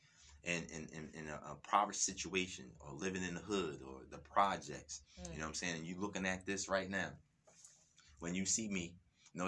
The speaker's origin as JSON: {"language": "English", "town": "Camden", "region": "New Jersey", "country": "United States", "tie": "born or raised there", "said": "I am born and raised in Camden"}